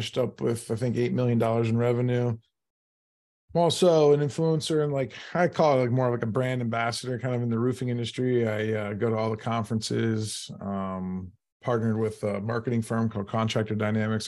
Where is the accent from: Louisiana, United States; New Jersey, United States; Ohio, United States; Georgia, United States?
Ohio, United States; Canton; moved away as an adult; now in Pittsburgh, United States; I'm originally from Canton, Ohio